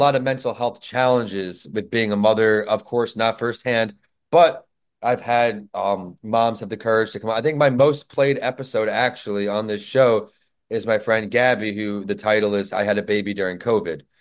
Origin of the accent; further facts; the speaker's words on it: New York, United States; moved away; my home state, New York